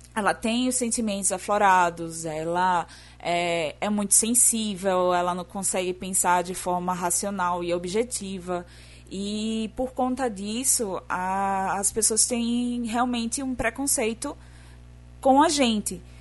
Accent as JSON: {"language": "Portuguese", "region": "Northeast Region", "country": "Brazil", "accent": "nordestino", "said": "eu sou a garota que tem um sotaque nordestino"}